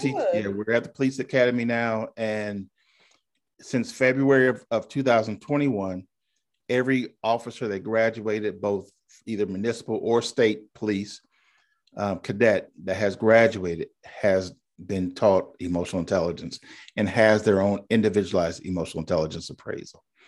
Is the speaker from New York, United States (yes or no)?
no; Indiana, United States; moved away as an adult; now in Charleston, United States; born and raised in Indiana, came to Charleston after the Air Force